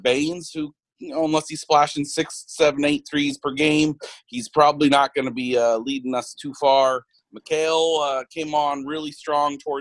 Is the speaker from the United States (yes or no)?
yes; Arizona, United States; Growing up in Arizona, I fell in love with the Suns.